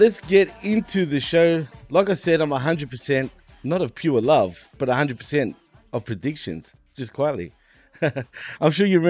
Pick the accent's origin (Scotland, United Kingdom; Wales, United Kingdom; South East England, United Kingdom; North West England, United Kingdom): Wales, United Kingdom; Cardiff; We come from Cardiff in Wales in the UK